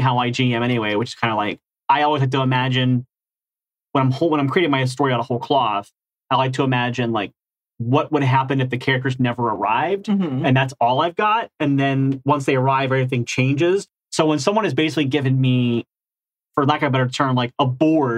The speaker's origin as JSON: {"language": "English", "region": "Ohio", "country": "United States", "said": "I'm from Ohio. This is how I've talked my whole life."}